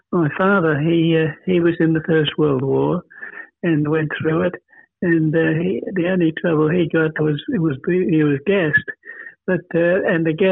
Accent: Australia; moved away as an adult; my upbringing was on the farm right from the day I was born. I was born in Matawa. Uh, that's a local town, and and lived until uh, I moved here to, to, to the city.

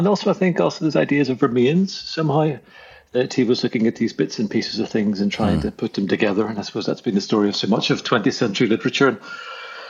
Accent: Belfast, Northern Ireland, United Kingdom; moved away; I grew up in Belfast in the north of Ireland, in a very contested place, and although I am a citizen of the Irish Republic now, I certainly wasn't brought up in that world.

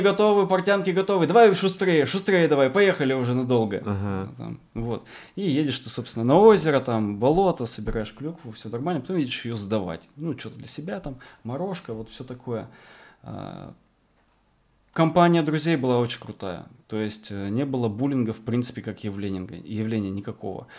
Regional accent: Arkhangelsk Oblast, Russia; moved away; я вырос э, в Архангельской тайге на севере, рядом с Полярным кругом, а, в поселке с населением 2000 человек, 2600, образованный вокруг тюрьмы

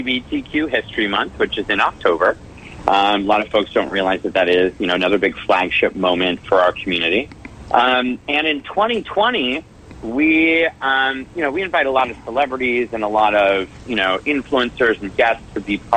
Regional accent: Canada; now in Los Angeles, United States; I'm Canadian, born and raised

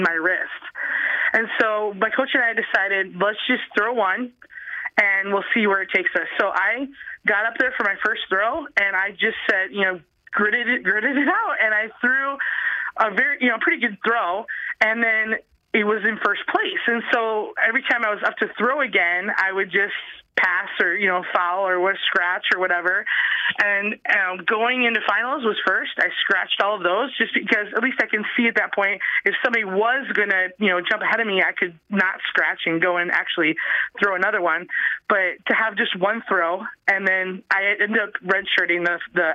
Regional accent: South Dakota, United States; I'm from South Dakota

